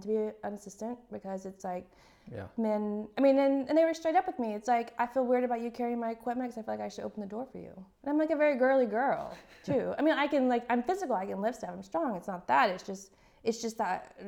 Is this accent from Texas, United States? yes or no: yes; Texas, United States; moved away; I'm from Texas